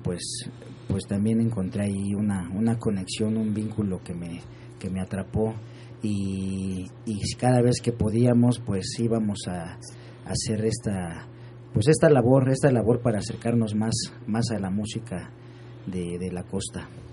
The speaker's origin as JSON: {"language": "Spanish", "region": "Sierra Norte of Oaxaca", "country": "Mexico", "said": "soy de la Sierra Norte de Oaxaca"}